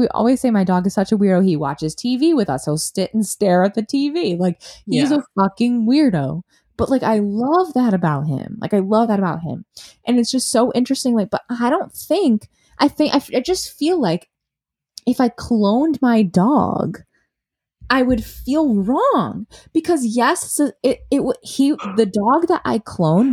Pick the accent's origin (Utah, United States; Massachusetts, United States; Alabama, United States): Massachusetts, United States; moved away as an adult; now in Brooklyn, United States; I'm from Massachusetts. I live in Brooklyn